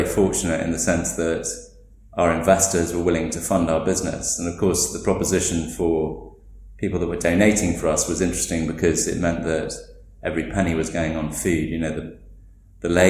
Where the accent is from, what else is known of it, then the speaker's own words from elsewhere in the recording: England, United Kingdom; now in Delhi, India; as English people